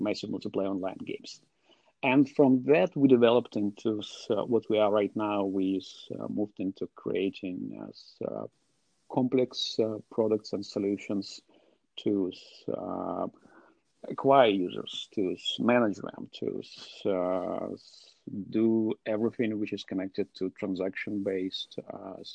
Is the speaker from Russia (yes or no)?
yes; Russia; I'm from Russia